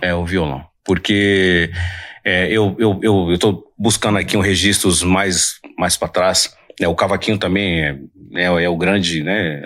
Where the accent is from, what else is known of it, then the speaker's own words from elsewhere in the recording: São Paulo, Brazil; Eu sou da Zona Leste de São Paulo, do bairro de Itaim Paulista. Mas quando eu vim morar aqui na Zona Sul de São Paulo